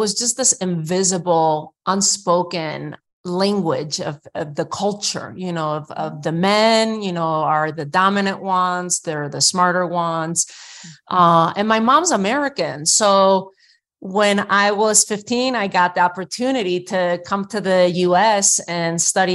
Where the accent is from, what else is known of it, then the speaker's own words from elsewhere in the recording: Spain; English is a second language; now in United States; I was born and raised in Spain at the end of Franco's dictatorship